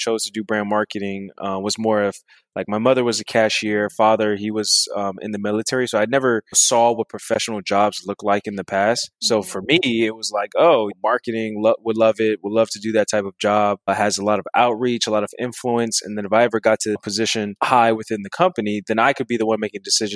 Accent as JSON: {"language": "English", "town": "Washington", "region": "District of Columbia", "country": "United States", "tie": "born or raised there", "also_born_or_lived": "Prince George's County, Maryland / Alexandria, Virginia", "moved": "yes", "said": "most of my time I was raised in Northeast D.C., but also spent some time in Washington, Maryland, which is PG County, and then Alexandria, Virginia."}